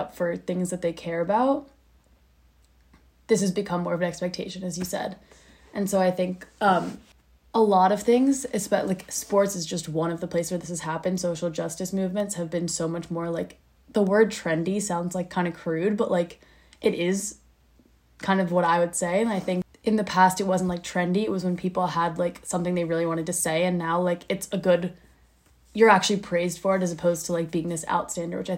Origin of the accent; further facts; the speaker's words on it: Philadelphia, Pennsylvania, United States; I'm from Philadelphia